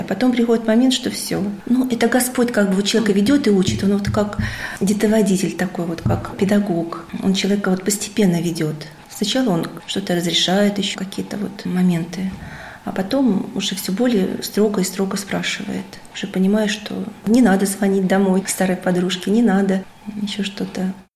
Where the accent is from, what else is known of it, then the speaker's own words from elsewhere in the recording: Kirov, Kirov Oblast, Russia; moved away; also born or lived in Saint Petersburg; я сама родилась в Вятке, жила потом в Питере